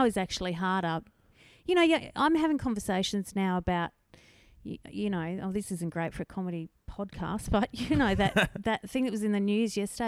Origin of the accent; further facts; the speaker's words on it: Canberra, Australian Capital Territory, Australia; moved away as an adult; also born or lived in Northern Rivers, New South Wales; now in Mullumbimby, Australia; grew up in Canberra. And then my husband and I moved up here 20 years ago this year.